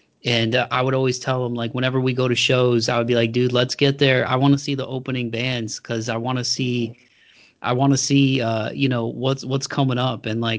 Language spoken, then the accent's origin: English; Toledo, Ohio, United States; my hometown of Toledo is about an hour south of Detroit